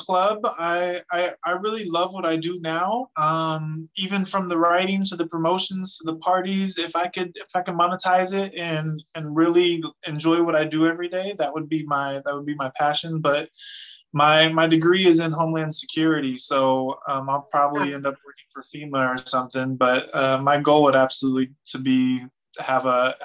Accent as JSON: {"language": "English", "town": "Fresno", "region": "California", "country": "United States", "tie": "born or raised there", "moved": "yes", "said": "I'm from Fresno, California. I am from the streets of the, you know, the wrong side of the tracks"}